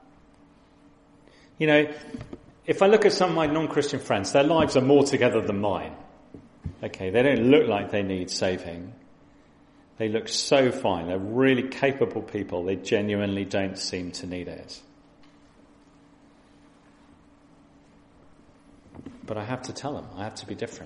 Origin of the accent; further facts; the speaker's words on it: West Sussex, South East England, United Kingdom; I'm a West Sussex boy. I grew up on the South Coast